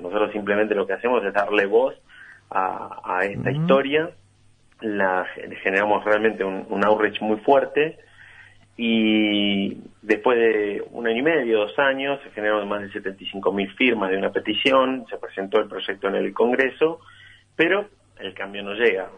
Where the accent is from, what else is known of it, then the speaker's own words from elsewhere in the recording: Argentina; como argentinos